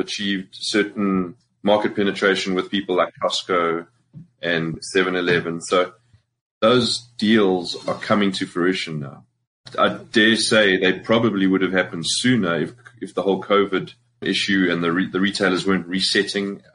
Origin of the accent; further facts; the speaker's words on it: Springs, Gauteng, South Africa; moved away as an adult; I'm from Springs, proudly from Springs